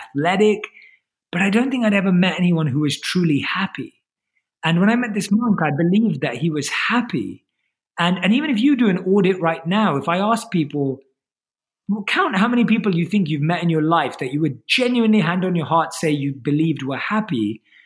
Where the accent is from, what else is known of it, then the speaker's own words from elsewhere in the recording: London, United Kingdom; So I was born and raised in London and I grew up like an average Londoner